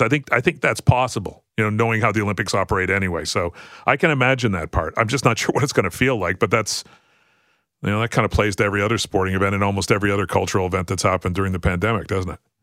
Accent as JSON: {"language": "English", "country": "Canada", "said": "as a Canadian"}